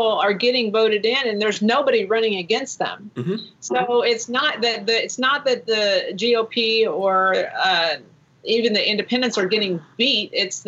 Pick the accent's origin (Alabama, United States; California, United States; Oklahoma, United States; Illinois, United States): Oklahoma, United States; Tulsa; I'm from Tulsa